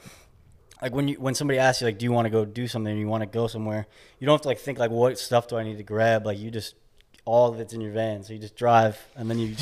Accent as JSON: {"language": "English", "town": "Chicago", "region": "Illinois", "country": "United States", "tie": "born or raised there", "also_born_or_lived": "New York / Indianapolis, Indiana", "moved": "as an adult", "said": "I grew up in the Midwest, like Chicagoland area"}